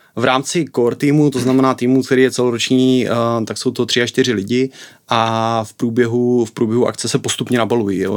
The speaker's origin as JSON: {"language": "Czech", "town": "Bystřice pod Hostýnem", "region": "Zlín Region", "country": "Czechia", "said": "já jsem z Bystřice pod Hostýnem, což hmm. je město na východě Moravy, kousek od Zlína"}